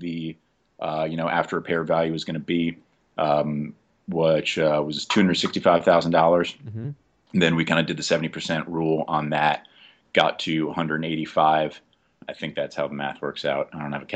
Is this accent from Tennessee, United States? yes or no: no; Jersey City, New Jersey, United States; moved away as an adult; also born or lived in Oklahoma City; now in New Mexico, United States; I'm from Jersey City, New Jersey.